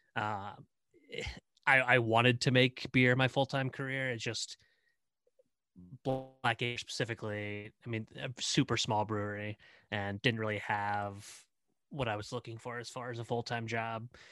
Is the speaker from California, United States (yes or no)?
no; Indiana, United States; moved away as an adult; also born or lived in Cincinnati; I'm here as territory manager back in Indiana, my home state